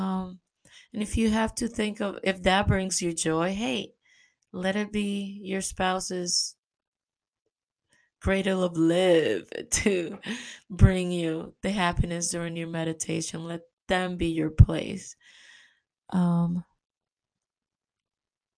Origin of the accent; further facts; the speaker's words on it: New York, United States; moved away; also born or lived in Caribbean; I love New York. It's my hometown.